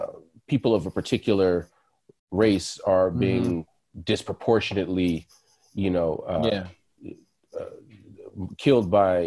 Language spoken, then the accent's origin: English; California, United States; It's Cali. We're from Cali. It's part of our environment.